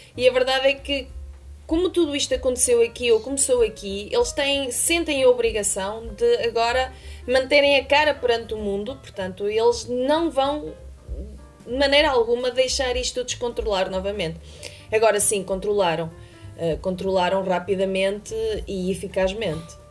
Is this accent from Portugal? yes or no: yes; Bragança, Bragança District, Portugal; moved away as an adult; now in Beijing, China; estava presa à minha cidade natal. Não é que tenha nada contra a cidade natal, mas estamos a falar de uma cidade de 30 mil habitantes.